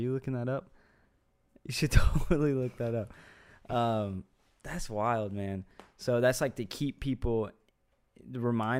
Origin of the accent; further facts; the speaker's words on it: Austin, Texas, United States; Oh yeah. Round Rock, Cedar Park, North Austin. Shout out to the good old ATX.